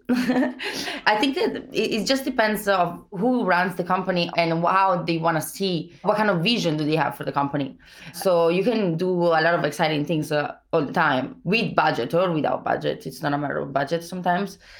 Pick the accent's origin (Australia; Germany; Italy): Italy; accent: Italian; English is a second language; moved away; I'm Italian